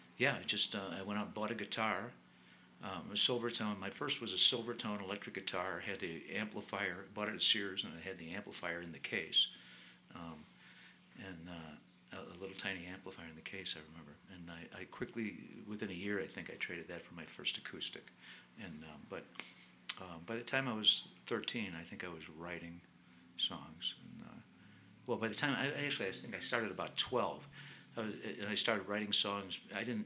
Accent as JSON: {"language": "English", "town": "Glenview", "region": "Illinois", "country": "United States", "tie": "born or raised there", "said": "I grew up in Glenview, Illinois, north of Chicago."}